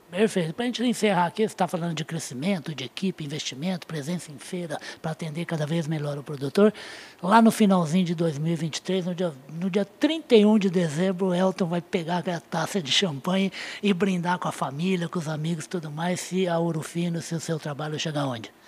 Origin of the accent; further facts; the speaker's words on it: Uberaba, Minas Gerais, Brazil; Em Uberaba, a cidade onde eu nasci.